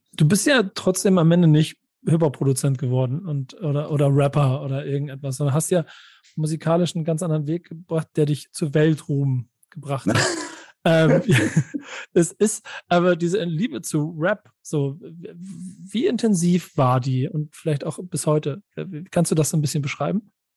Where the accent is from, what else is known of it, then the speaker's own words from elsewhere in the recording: Hamburg, Germany; als äh, Hamburger